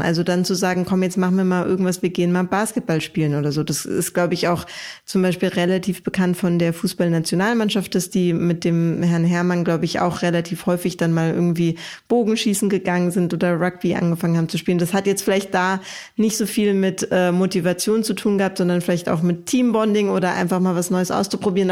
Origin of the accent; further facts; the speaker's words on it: Germany; bei uns in Deutschland